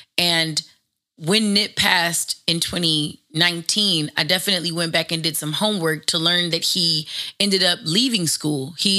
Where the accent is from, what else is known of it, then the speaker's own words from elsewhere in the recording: Los Angeles, California, United States; It's the exact same reason why when I grew up in the Valley in a suburb of Los Angeles, none of my books for school had writing or graffiti in it.